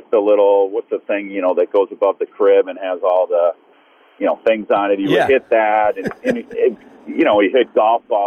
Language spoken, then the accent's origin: English; Northbrook, Illinois, United States; I was from Northbrook in Chicago, North Side